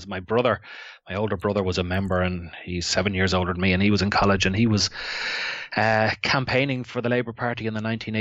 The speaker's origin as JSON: {"language": "English", "town": "Dublin", "region": "Leinster", "country": "Ireland", "tie": "born or raised there", "also_born_or_lived": "Santry / Ballymun", "said": "I grew up in Dublin"}